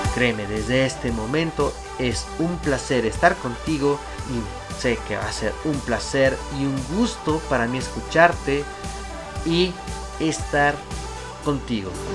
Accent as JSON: {"language": "Spanish", "region": "Mexico City", "country": "Mexico", "tie": "born or raised there", "said": "soy originario de la Ciudad de México."}